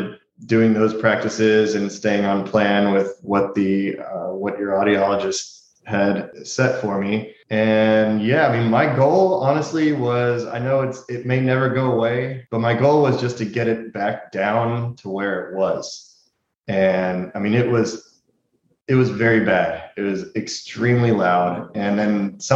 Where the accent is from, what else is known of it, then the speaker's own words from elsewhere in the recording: Houston, Texas, United States; moved away; I'm originally from Houston